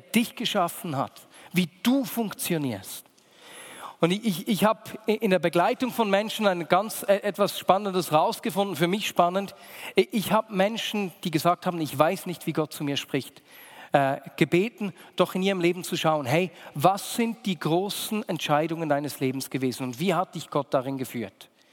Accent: Bern, Switzerland; Weil ich bin in dieser Gemeinde aufgewachsen, in der Vinia Bern. Meine Eltern haben diese Gemeinde gegründet.

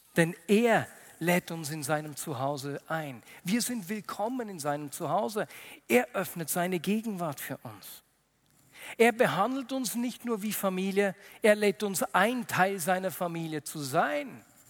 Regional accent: Switzerland; bei uns in der Schweiz

